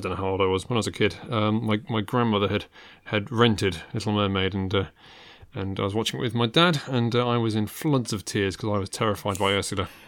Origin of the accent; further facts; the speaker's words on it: United Kingdom; I was born here